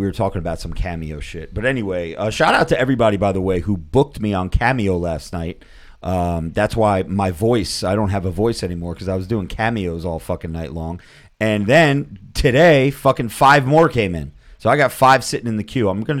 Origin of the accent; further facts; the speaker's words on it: New Jersey, United States; I'm from New Jersey.